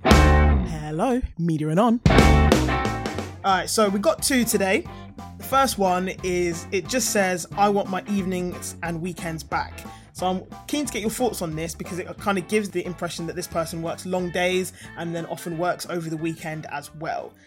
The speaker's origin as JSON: {"language": "English", "town": "Harrow", "region": "London", "country": "United Kingdom", "tie": "born or raised there", "said": "I'm a Harrow girl. Like, I've lived in Harrow, I grew up in Harrow"}